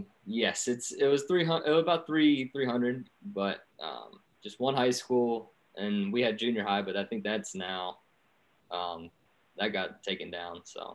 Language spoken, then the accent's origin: English; Powhatan, Virginia, United States; moved away as an adult; also born or lived in Richmond, Virginia / Blacksburg, Virginia; now in Pittsburgh, United States; I grew up in Powhatan, Virginia.